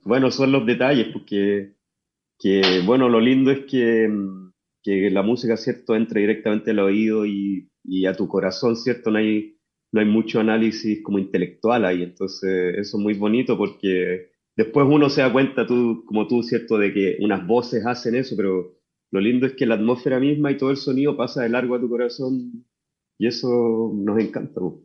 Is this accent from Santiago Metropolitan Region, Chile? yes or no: no; Chuquicamata, Antofagasta, Chile; yo nací en Chuquicamata y desde allá vengo que no es precisamente Antofagasta